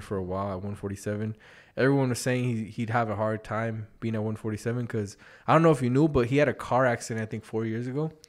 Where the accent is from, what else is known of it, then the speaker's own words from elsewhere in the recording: Las Vegas, Nevada, United States; I'm from Vegas, bro. We, we don't see none